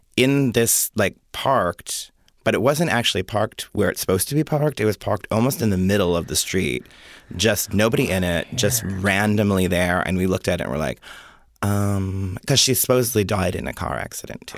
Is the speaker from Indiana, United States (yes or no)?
no; Jamestown, New York, United States; moved away; also born or lived in Rochester, New York; I was born in Jamestown, New York